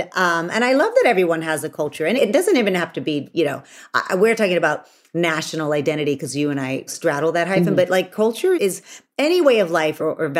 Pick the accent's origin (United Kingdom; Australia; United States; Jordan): United States; Texas; I'm from Texas and we make flour tortillas.